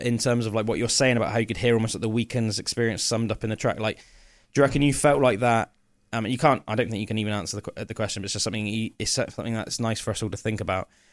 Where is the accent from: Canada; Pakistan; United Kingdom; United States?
United Kingdom; England; as an Englishman